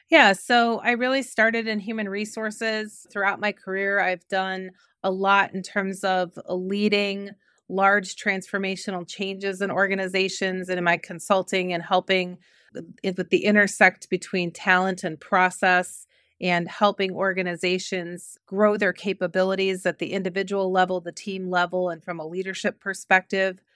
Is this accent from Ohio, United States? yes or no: yes; Cleveland, Ohio, United States; I grew up in Cleveland, Ohio